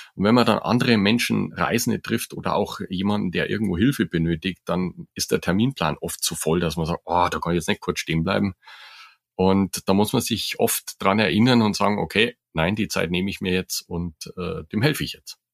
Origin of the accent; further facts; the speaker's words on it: Germany; bei uns in Deutschland